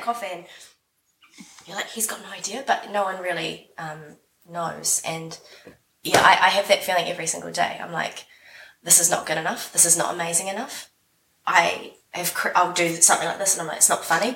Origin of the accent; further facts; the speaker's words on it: Wellington, New Zealand; I am from Wellington, New Zealand, as you can hear from my voice here.